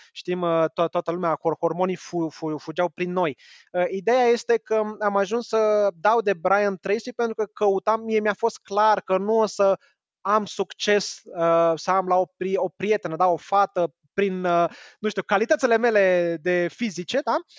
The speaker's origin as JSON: {"language": "Romanian", "country": "Romania"}